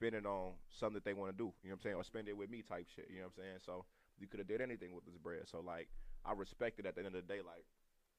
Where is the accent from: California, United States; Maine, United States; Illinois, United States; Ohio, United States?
Illinois, United States; Chicago; I'm from Chicago